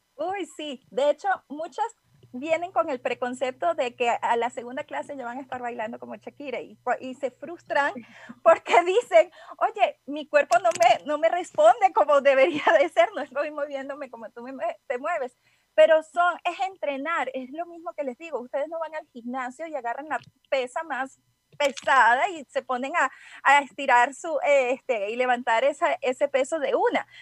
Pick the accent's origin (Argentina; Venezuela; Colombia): Venezuela; moved away as an adult; now in Guadalajara, Mexico; soy venezolana, pero ya tengo un tiempito residiendo aquí en Guadalajara, ya cuatro años